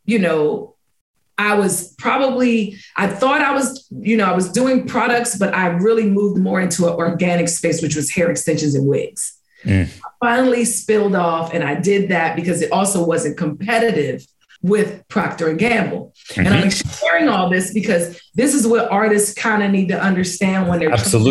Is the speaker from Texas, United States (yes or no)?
no; Washington, District of Columbia, United States; a Golden Scissor Award from DC, my hometown